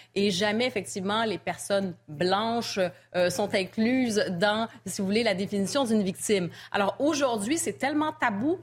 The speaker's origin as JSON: {"language": "French", "town": "Montreal", "region": "Quebec", "country": "Canada", "tie": "born or raised there", "moved": "yes", "said": "je suis originaire de Montréal."}